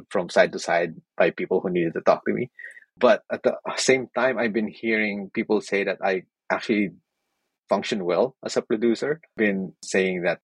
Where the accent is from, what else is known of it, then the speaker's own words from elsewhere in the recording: Philippines; moved away; I come from the Philippines